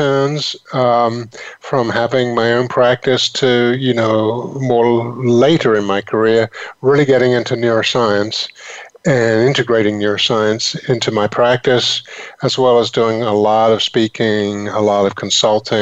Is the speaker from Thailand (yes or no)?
no; England, United Kingdom; moved away as an adult; also born or lived in London / Northampton; now in United States; I come from England originally